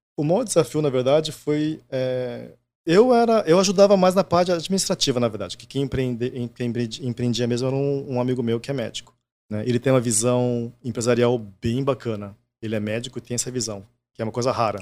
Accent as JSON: {"language": "Portuguese", "country": "Brazil", "tie": "born or raised there", "first_language": "Japanese", "second_language": "Portuguese"}